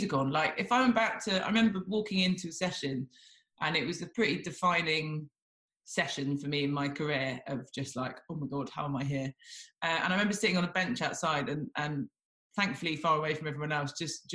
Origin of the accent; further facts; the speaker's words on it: Devon, South West England, United Kingdom; growing up in Devon, you don't really come across that many people